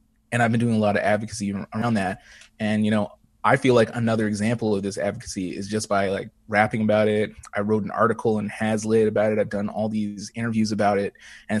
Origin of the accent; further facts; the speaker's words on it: Edmonton, Alberta, Canada; because I feel like when I was growing up in Edmonton, I didn't know it existed at all.